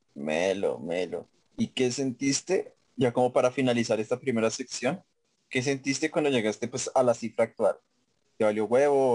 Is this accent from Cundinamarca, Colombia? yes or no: yes; Facatativá, Cundinamarca, Colombia; cuando yo digo que soy de Pacatativa